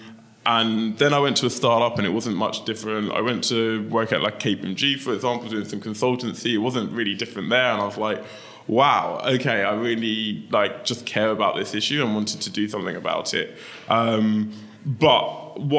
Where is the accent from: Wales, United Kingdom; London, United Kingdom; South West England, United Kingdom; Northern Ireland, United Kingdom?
London, United Kingdom; I grew up in Lewisham in southeast London